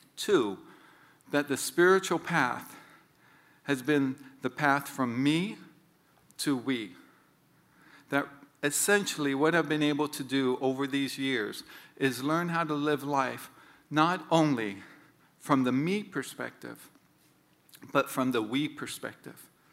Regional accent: Honolulu, Hawaii, United States; I grew up in Honolulu as a fifth of six kids

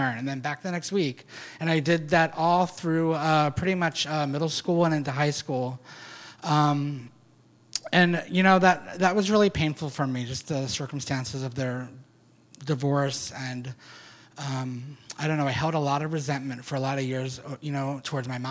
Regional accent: Pasadena, Maryland, United States; also born or lived in Alameda; now in San Francisco, United States; I grew up in Pasadena, Maryland, and I just never felt like I was supposed to be there

